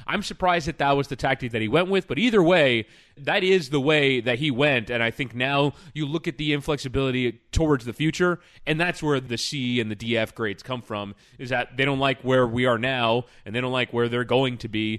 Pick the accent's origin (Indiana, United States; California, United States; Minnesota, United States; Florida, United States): Florida, United States; Miami; Miami's not for everyone and I'm from Miami, whatever the phrase was.